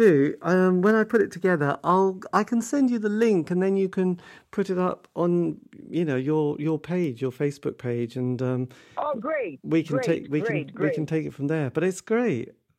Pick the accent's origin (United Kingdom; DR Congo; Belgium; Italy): United Kingdom; England; I'm English.